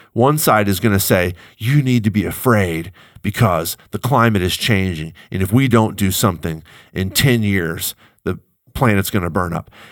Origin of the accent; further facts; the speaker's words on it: United States; as an American